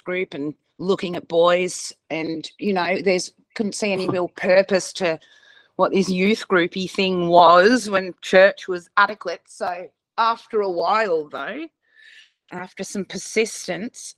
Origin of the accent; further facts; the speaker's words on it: New South Wales, Australia; also born or lived in South Africa; I was born in South Africa to a big Jewish family. And then she met my father, who was in South Africa, and they got married. And then when, you know, things got bad in that place and we came to live in Australia